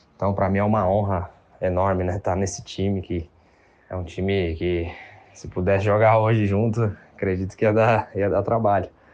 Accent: Santos, São Paulo, Brazil; Foi onde eu, onde eu moro, onde eu cresci, vendo o Santos jogar

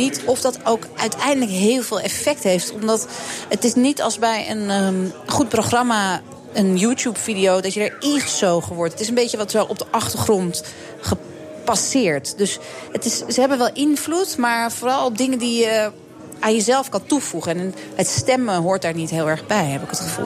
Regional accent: Amsterdam, North Holland, Netherlands; Ik ben hier geboren en getogen in Amsterdam

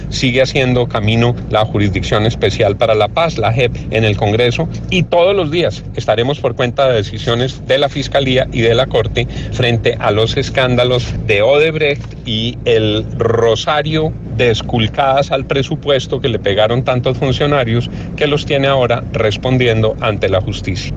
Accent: Colombia

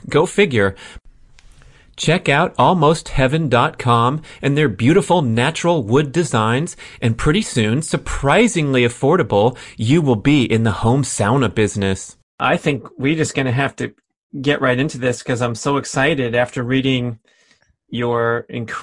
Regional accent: San Fernando Valley, California, United States; moved away; I was born and raised in the San Fernando Valley

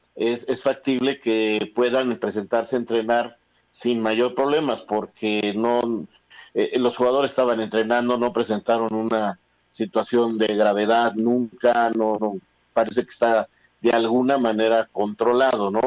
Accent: Mexico; cómo somos los mexicanos

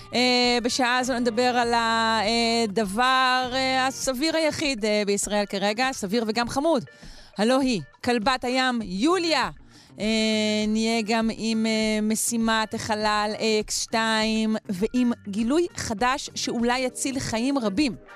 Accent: Israel; אנחנו ישראלים, אנחנו אנשים חמים.

